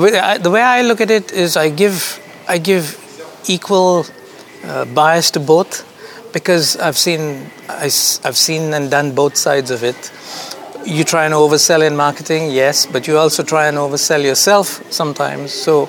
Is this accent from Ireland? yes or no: no; India; also born or lived in Kuwait / United Arab Emirates; now in France; Yeah, I'm an Indian, born in Kuwait. I am an Indian who lived more of my life in Dubai. I had a business, a couple of businesses in Dubai. Mm-hmm. And now I'm a Portuguese citizen living in France.